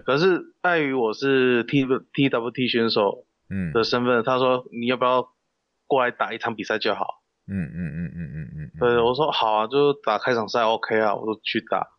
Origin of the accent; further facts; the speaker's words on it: Kaohsiung, Taiwan; 我是南部人，南部高雄人，高雄嗯。刚生的